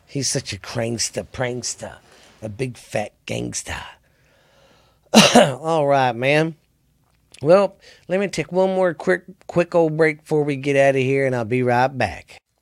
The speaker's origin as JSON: {"language": "English", "region": "the South", "country": "United States", "said": "I'm from the South"}